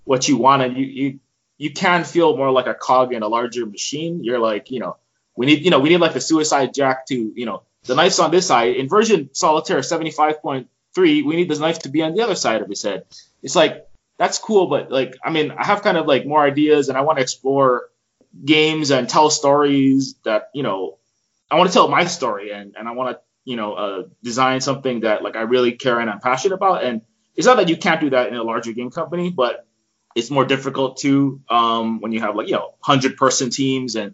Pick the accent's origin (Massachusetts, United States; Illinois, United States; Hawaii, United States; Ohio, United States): Hawaii, United States; Honolulu; I'm from Hawaii, born and raised there